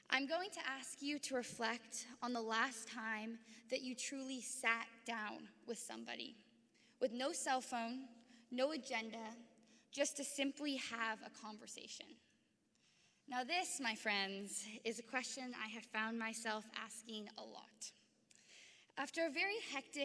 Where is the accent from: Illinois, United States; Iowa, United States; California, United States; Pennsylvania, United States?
California, United States; San Francisco; Growing up in San Francisco, a place where people come from vastly different places